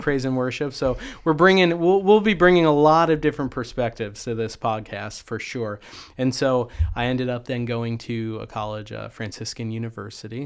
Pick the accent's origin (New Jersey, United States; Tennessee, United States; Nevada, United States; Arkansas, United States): New Jersey, United States; moved away as an adult; also born or lived in Ennis, Texas / Coppell, Texas; now in Texas, United States; I grew up in Jersey